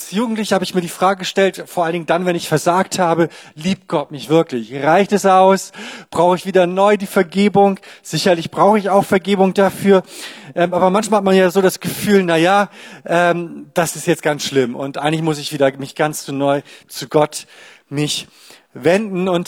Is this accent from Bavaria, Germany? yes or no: no; Lower Saxony, Germany; Ich komme nämlich eigentlich aus Ostfriesland, also ganz im Norden.